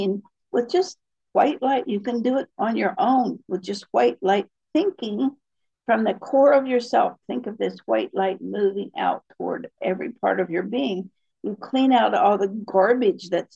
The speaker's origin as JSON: {"language": "English", "region": "Appalachia", "country": "United States", "tie": "born or raised there", "said": "I was raised in Appalachia."}